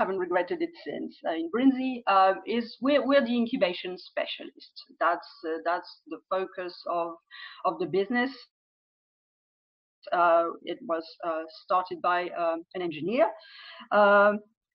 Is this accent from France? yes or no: yes; France; accent: French; also born or lived in United Kingdom; now in United States; I'm French, as you can probably tell from my name and possibly from my accent as well